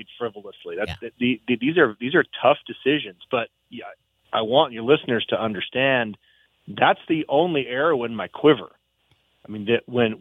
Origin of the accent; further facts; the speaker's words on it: Roosevelt County, Montana, United States; I had been the county attorney up in Roosevelt County, you know, Wolf Point, Poplar, Culbertson, Freud. That's my home country